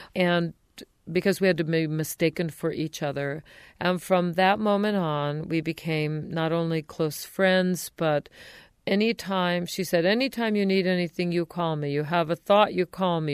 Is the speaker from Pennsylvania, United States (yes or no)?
no; outside of Los Angeles, California, United States; also born or lived in San Diego; I was born in San Diego, but raised outside of Los Angeles